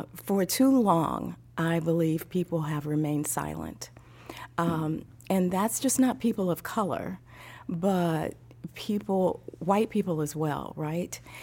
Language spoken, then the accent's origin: English; Midwest, United States; also born or lived in East Coast / Texas; now in Tennessee, United States; I grew up in the Midwest